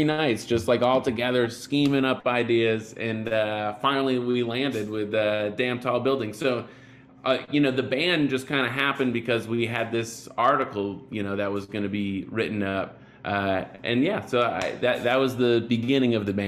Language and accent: English; Bedford, New Hampshire, United States; moved away as an adult; also born or lived in Boston, Massachusetts; now in Brooklyn, United States; I grew up in Bedford, New Hampshire.